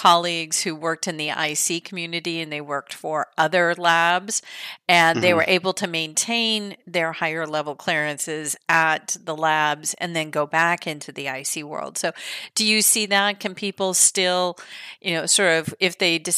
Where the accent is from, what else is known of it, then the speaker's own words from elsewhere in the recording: California, United States; moved away; I was a young little nerd when I was growing up in California